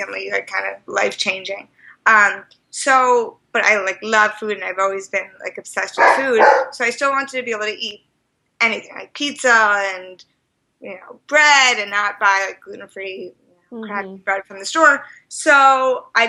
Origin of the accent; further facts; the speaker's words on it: New York, United States; moved away as an adult; also born or lived in Amherst, Massachusetts; now in Boston, United States; I'm originally from New York, and I've been in Boston about 4 years now